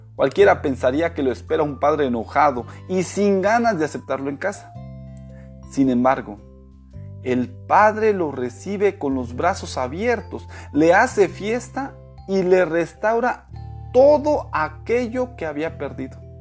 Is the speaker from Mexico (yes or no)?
yes; Mexico; moved away; also born or lived in Florida, United States / Michigan, United States / Quintana Roo, Mexico; Después de haber vivido en Estados Unidos 18 años, ahora volví a mi país